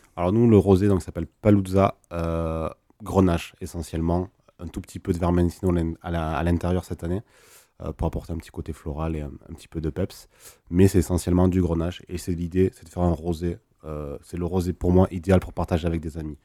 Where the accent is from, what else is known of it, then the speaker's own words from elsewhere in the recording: Languedoc, Occitania, France; chez nous dans le Languedoc